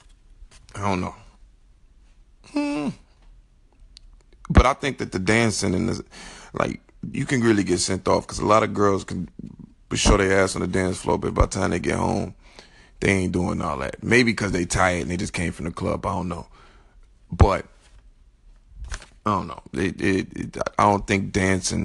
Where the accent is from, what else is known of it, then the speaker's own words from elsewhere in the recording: Chicago, Illinois, United States; I'm from Chicago